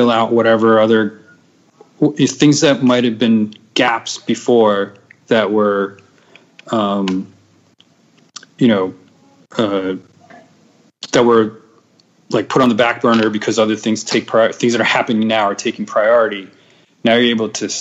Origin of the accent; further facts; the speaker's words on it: New Jersey, United States; now in Philadelphia, United States; I'm from Jersey